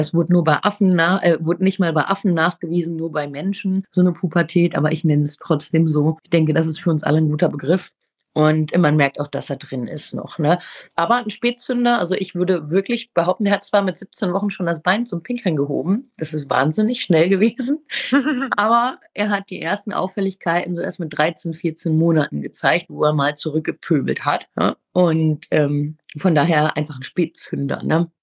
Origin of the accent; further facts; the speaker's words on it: Ruhr area, near Dortmund, North Rhine-Westphalia, Germany; ich komme aus dem Ruhrgebiet, aus der Nähe von Dortmund